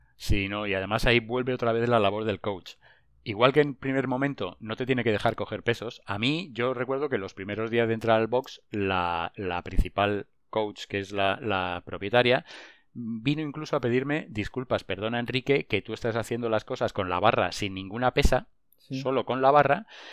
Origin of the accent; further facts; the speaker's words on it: Madrid, Community of Madrid, Spain; also born or lived in La Granja de San Ildefonso; yo soy de Madrid, mi familia es de Madrid